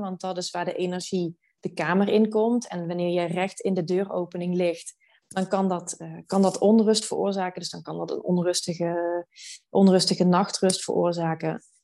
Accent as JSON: {"language": "Dutch", "town": "Venlo", "region": "Limburg", "country": "Netherlands", "also_born_or_lived": "Amsterdam", "moved": "as an adult", "lives_now": "Maastricht, Netherlands", "said": "Ik kom oorspronkelijk uit Venlo"}